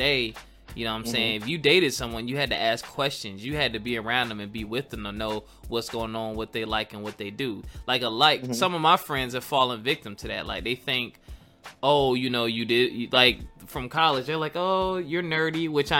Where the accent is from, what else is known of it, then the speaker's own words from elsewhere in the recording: Philadelphia, Pennsylvania, United States; I was growing up in Philly around my adolescent dating time